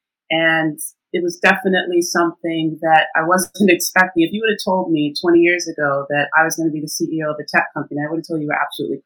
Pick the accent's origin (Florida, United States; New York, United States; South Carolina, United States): New York, United States; moved away as an adult; now in United Kingdom; I'm originally from New York, actually. And I've been in the UK for, it'll be 13 years